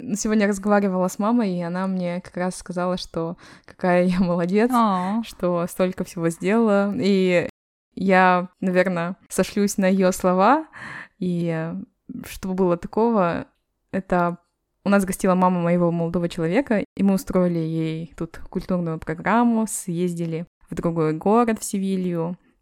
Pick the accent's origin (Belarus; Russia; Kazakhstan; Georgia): Kazakhstan; now in Malaga, Spain; мы, простые девушки из Казахстана